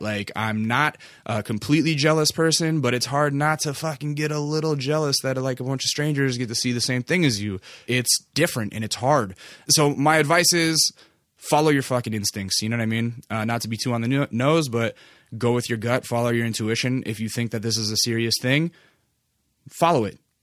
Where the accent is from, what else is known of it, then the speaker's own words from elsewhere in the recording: Alaska, United States; moved away; I'm from Alaska originally